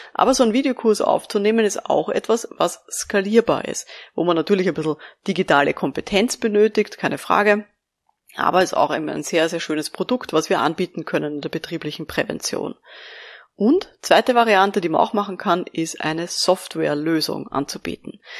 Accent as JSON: {"language": "German", "country": "Austria", "said": "bei uns in Österreich"}